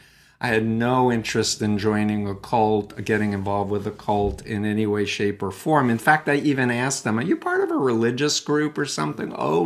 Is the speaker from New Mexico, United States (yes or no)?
no; Queens, New York, United States; I was born in Flushing, Queens, New York. I actually grew up 1.3 miles from Donald Trump's childhood home in Jamaica Estates. Anyway, in my story, I was raised Jewish